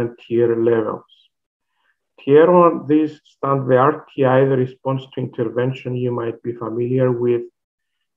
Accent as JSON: {"language": "English", "country": "Cyprus", "also_born_or_lived": "Finland", "moved": "as an adult", "lives_now": "Alberta, Canada", "said": "I originally come from that little island that is called Cyprus"}